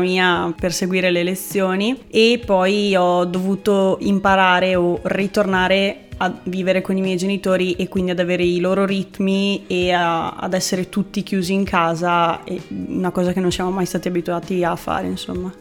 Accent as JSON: {"language": "Italian", "area": "Province of Rovigo", "region": "Veneto", "country": "Italy", "moved": "as an adult", "lives_now": "Rovereto, Italy", "said": "Io sono veneta, provincia di Rovigo"}